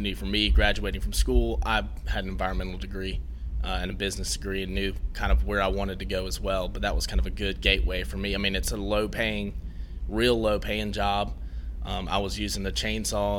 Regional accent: Spartanburg, South Carolina, United States; also born or lived in Denver; I'm from Spartanburg, South Carolina

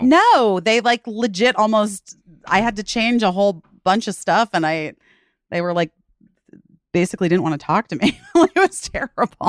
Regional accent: Arizona, United States; also born or lived in Chicago, Illinois; we moved to, um, Arizona for my dad's job when I was going into first grade

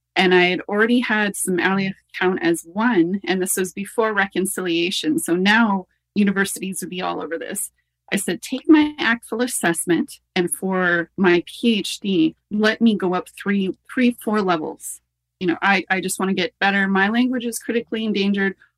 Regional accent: United States; moved away as an adult; now in Canada; born in the in the States

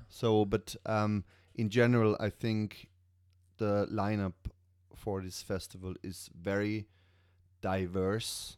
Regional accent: Germany; moved away as an adult; also born or lived in Switzerland; now in Ireland; I'm from Germany originally

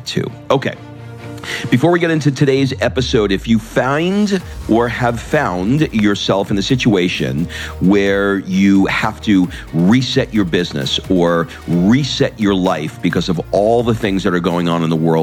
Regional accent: New York, United States; now in Los Angeles, United States; I grew up in New York

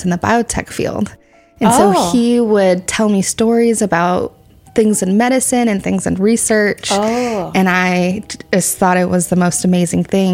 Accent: Santa Clara, California, United States; I grew up in Santa Clara, but both of my parents grew up in Gilroy.

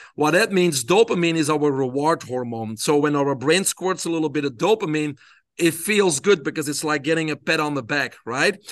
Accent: Belgium; I grew up in Belgium

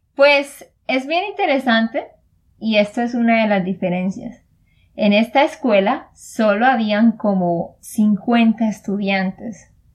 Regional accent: Santander, Colombia; de Santander, Colombia

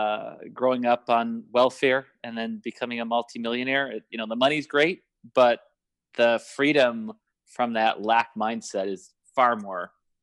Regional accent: Glendale Heights, Illinois, United States; now in San Diego, United States; Glendale Heights, Illinois.

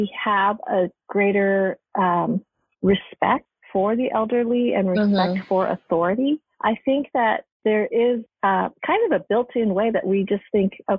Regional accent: Wisconsin, United States; Wisconsin, which was where I was born

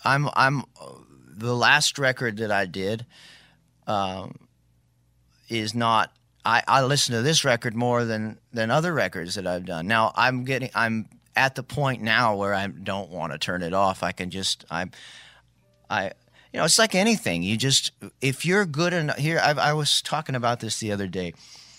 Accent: Maui, Hawaii, United States; He lived on Maui, interestingly enough, which I grew up in Maui.

